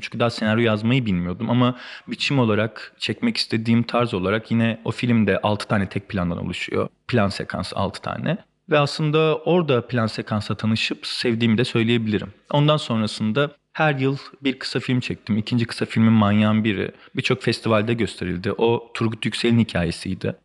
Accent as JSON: {"language": "Turkish", "town": "Bolu", "region": "Bolu Province", "country": "Turkey", "tie": "born or raised there", "also_born_or_lived": "Beypazarı, Ankara", "moved": "as an adult", "lives_now": "Istanbul, Turkey", "said": "Beypazarı'nda doğdum. Ankara'nın ilçesinde. Ee, Beypazarı'nda 7 yaşına kadar yaşadıktan sonra ailemin işi gereği Bolu'ya taşındık. Ee, ortaokul ve lise hayatımı Bolu'da geçirdikten sonra üniversiteyi kazandığımda İstanbul'a geldim"}